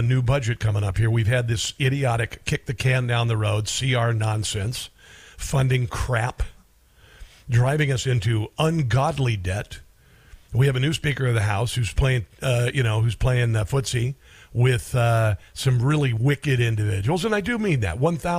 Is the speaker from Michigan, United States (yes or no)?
no; Iowa, United States; I'm from Iowa